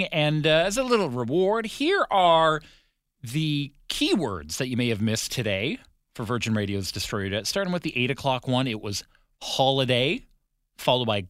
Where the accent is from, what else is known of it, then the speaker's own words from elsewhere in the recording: Ontario, Canada; when I was in my 20s growing up in Ontario